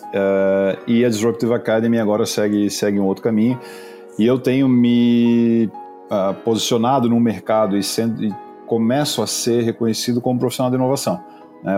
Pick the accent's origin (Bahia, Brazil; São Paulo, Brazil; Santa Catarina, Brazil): Santa Catarina, Brazil; Florianópolis; Eu sou manezinho, já, já somos poucos, né, cara, em Floripa